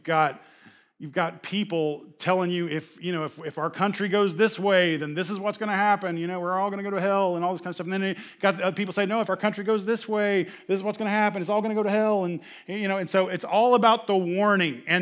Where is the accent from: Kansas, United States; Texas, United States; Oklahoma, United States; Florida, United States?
Oklahoma, United States; my attitude was like I came from Oklahoma. We have every type of weather and it changes every hour.